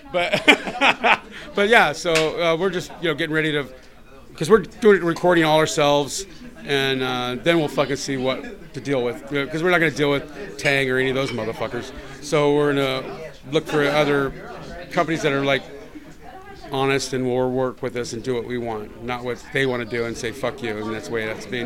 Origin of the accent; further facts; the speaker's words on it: San Diego, California, United States; moved away as an adult; now in Los Angeles, United States; I'm still San Diegan, but I, I live here now.